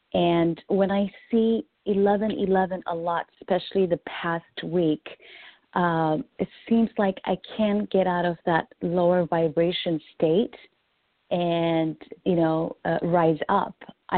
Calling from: Washington, District of Columbia, United States; I'm calling from D.C.

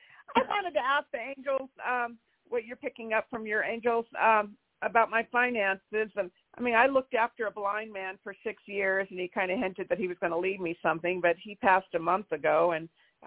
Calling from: California, United States; I'm calling from California.

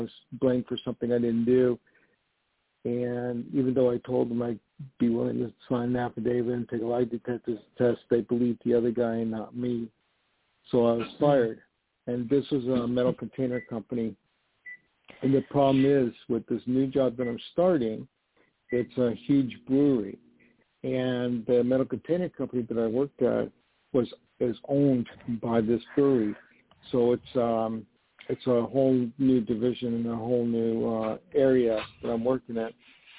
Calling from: New York, United States; Hi, this is … calling from New York.

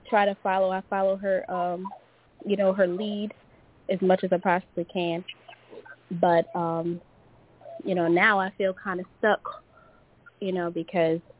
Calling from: Louisiana, United States; Hello, it's … from Louisiana.

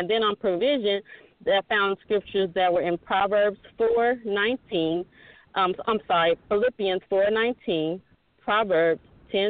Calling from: Goodyear, Arizona, United States; I'm calling in from Goodyear, Arizona.

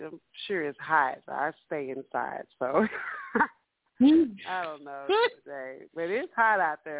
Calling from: Dallas, Texas, United States; I'm Miss … from Dallas.

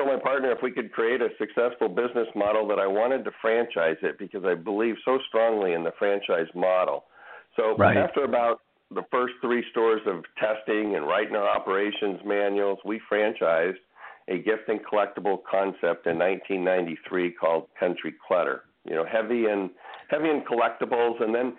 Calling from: Sacramento, California, United States; I'm calling from Northern California up in the Sacramento area.

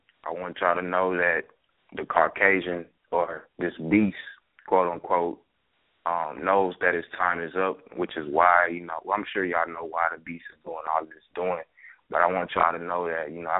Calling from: Dallas, Texas, United States; I'm calling from Dallas, Texas.

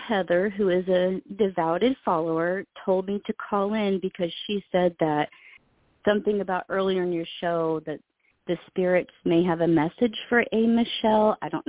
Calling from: Oklahoma, United States; I'm calling from Oklahoma.

